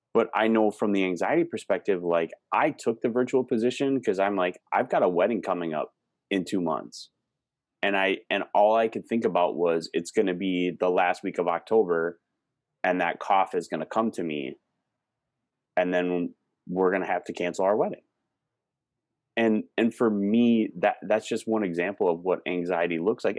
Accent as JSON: {"language": "English", "region": "Wisconsin", "country": "United States", "tie": "born or raised there", "moved": "yes", "lives_now": "Minnesota, United States", "said": "where I grew up in Wisconsin"}